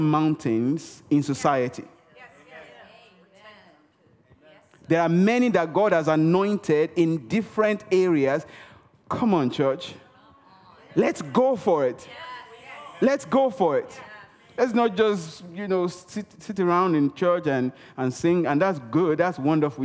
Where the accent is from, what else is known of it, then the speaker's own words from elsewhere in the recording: Nigeria; first language Yoruba; English is a second language; moved away; I speak Yoruba. I'm from Nigeria, western part of Africa. I speak Yoruba.